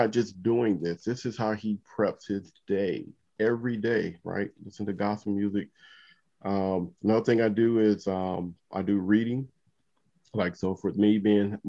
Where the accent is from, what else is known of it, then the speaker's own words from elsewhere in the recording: Compton, California, United States; growing up in Compton